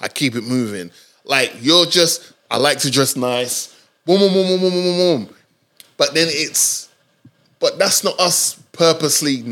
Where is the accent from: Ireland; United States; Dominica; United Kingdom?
Dominica; moved away; My teenage years, I spent in Dominica.